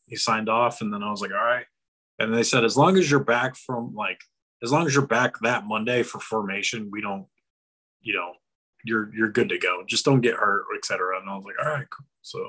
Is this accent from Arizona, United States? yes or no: yes; Arizona, United States; also born or lived in New Mexico / Amarillo, Texas / Las Vegas; I grew up like in Arizona, New Mexico, Amarillo, and then Las Vegas.